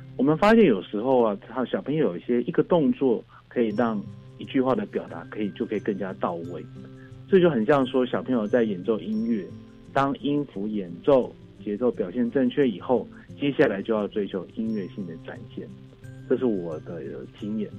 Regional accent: Hengyang Road, Chengzhong District, Taipei, Taiwan; 在这边找到很阳路，城中区这个地方做一个环境，那因为我从小我就是在那边长大

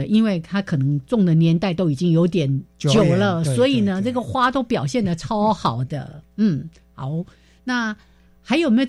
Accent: Changhua County, Taiwan; 我来自彰化家乡，所以我一定要问一下，因为我在搜寻资料的时候，我有看到彰化有一个什么蜀葵花季。

